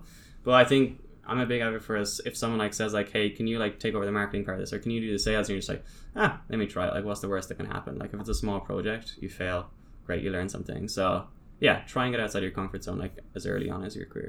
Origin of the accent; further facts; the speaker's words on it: Ireland; now in Sydney, Australia; So, especially here, when I moved from Ireland, like I literally knew one person in Sydney.